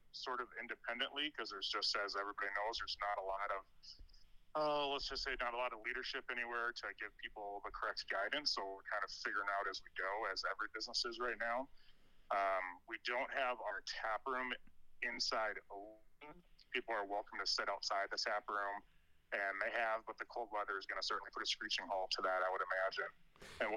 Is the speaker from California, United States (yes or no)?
no; Milwaukee, Wisconsin, United States; My grandparents were immigrants to Milwaukee, which is actually my hometown. That's where I grew up